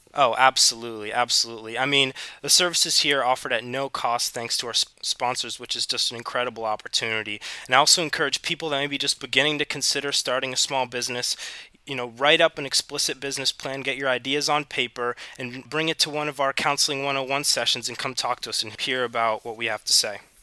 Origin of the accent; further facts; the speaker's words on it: Hilton Head, South Carolina, United States; also born or lived in Puerto Rico; I was born in Puerto Rico, but I spent most of my time growing up in Hilton Head, uh, South Carolina.